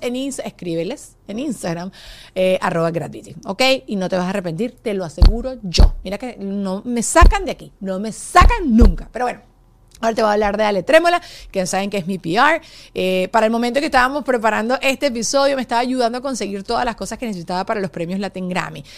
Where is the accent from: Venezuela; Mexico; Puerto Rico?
Venezuela; moved away as an adult; Yo nací en Venezuela, viví en Venezuela hasta los 25 años.